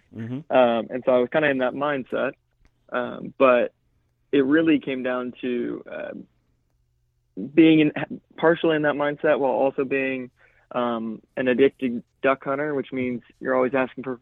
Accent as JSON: {"language": "English", "town": "Edmond", "region": "Oklahoma", "country": "United States", "said": "I'm originally from Edmond, Oklahoma"}